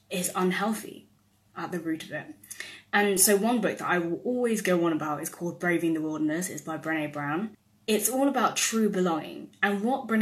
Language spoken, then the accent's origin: English; United Kingdom; my identity as a British-born Chinese person